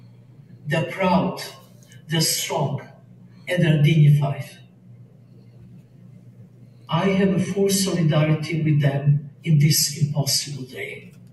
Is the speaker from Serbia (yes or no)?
yes; Serbia; born there; I was born in Yugoslavia.